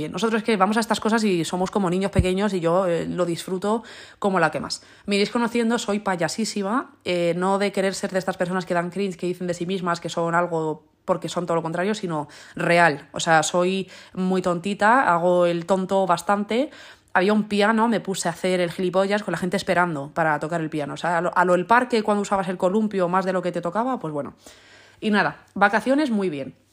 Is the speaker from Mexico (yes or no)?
no; Spain; En plan, soy española y leo las palabras en inglés como si fuesen español.